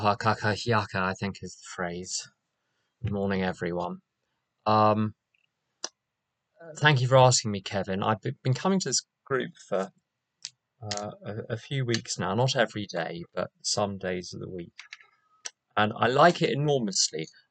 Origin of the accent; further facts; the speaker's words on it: London, United Kingdom; moved away; As you can probably guess from my accent, I'm not from around here. We're not in Kansas anymore. I'm from London